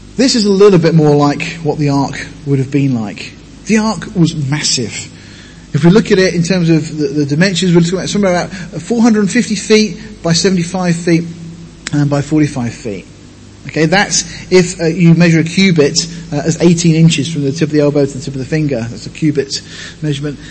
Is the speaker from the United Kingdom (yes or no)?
yes; Deal, South East England, United Kingdom; moved away; I come from Deal in Kent, living right on the edge of the White Cliffs.